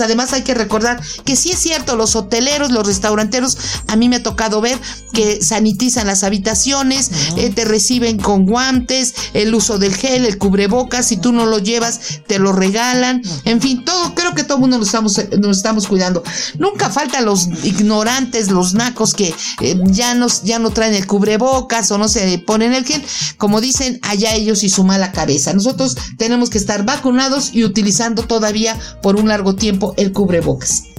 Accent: Mexico; en México todavía no hemos terminado

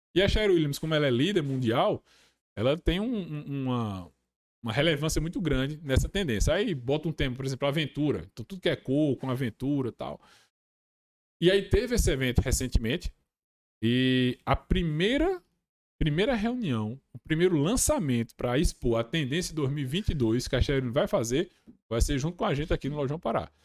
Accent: Brazil; also born or lived in Massachusetts, United States

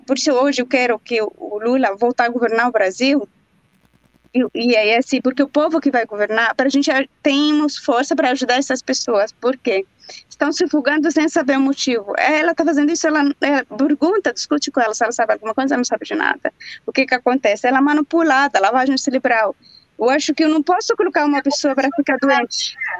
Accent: Jerusalem, Palestine; now in Brazil; lá em Jerusalém, também onde eu nasci

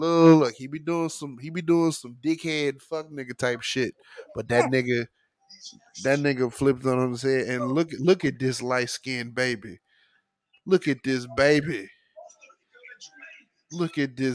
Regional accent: Texas, United States; I'm from Texas

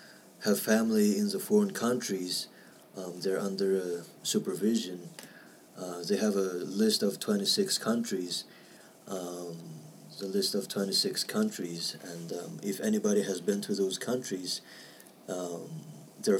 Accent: East Turkestan, Xinjiang, China; now in United States; I'm from East Turkestan

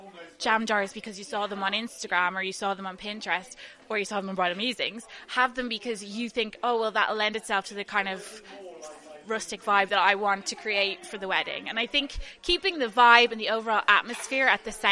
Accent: Dublin, Leinster, Ireland; I'm from Dublin

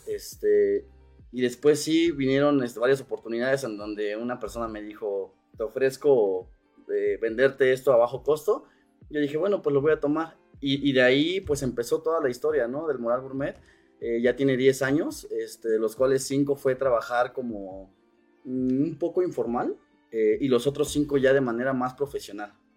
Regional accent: Cuernavaca, Morelos, Mexico; yo soy este emprendedor originario de Cuernavaca, Morelos

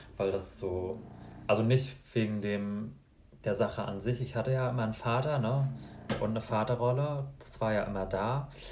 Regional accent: Mecklenburg-Vorpommern, Germany; Ich komme aus Kahlo in Mecklenburg-Vorpommern

